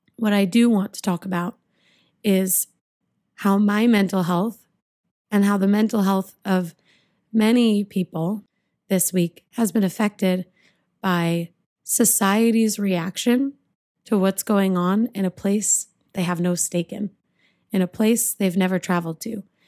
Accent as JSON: {"language": "English", "country": "United States", "said": "I'm American and I am Jewish"}